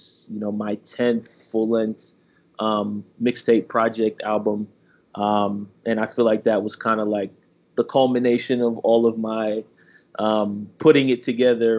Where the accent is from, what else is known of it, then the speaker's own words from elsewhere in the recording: Mount Vernon, New York, United States; moved away as an adult; now in Washington, D.C. area, United States; I'm originally from Mount Vernon, New York